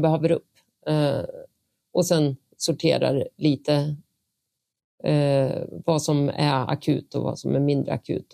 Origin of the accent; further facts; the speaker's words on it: Vingåker, Södermanland, Sweden; moved away; also born or lived in Eskilstuna; Jag är en bonnunge från Vingåker eh, växte upp på gård